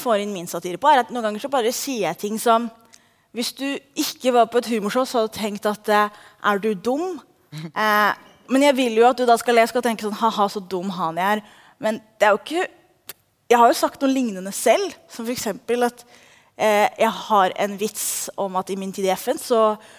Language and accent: Norwegian; Oslo, Norway; Jeg er født og oppvokst i Oslo